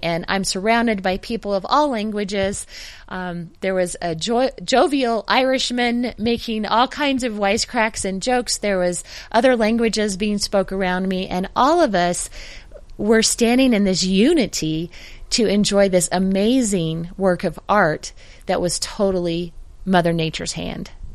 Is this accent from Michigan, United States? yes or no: no; Denver, Colorado, United States; I'm from the Denver area.